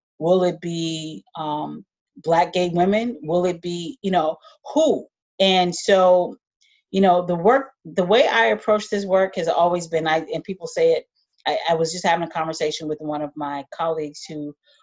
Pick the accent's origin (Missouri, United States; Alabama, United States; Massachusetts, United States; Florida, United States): Alabama, United States; moved away; I grew up in Alabama, and I decided to leave Alabama